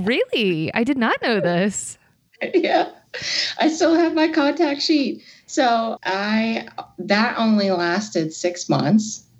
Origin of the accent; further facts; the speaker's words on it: Rock Hill, South Carolina, United States; accent: southern; moved away as an adult; also born or lived in Northridge, California; now in Los Angeles, United States; I am from Northridge, California, but raised in South Carolina, a little town called Rock Hill, 20 minutes south of Charlotte, North Carolina